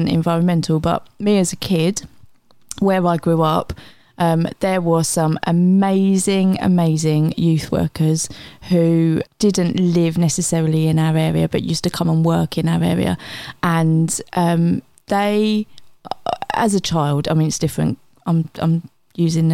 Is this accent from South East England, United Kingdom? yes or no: yes; Gillingham, South East England, United Kingdom; I grew up in Gillingham down by the Strand